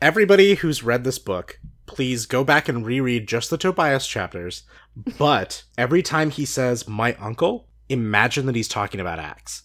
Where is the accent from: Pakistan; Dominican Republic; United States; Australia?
United States; Cardinals country, Midwest; we grew up in Cardinals country